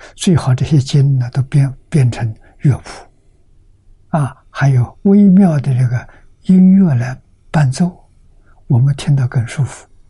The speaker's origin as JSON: {"language": "Chinese", "country": "China", "said": "我们中国人"}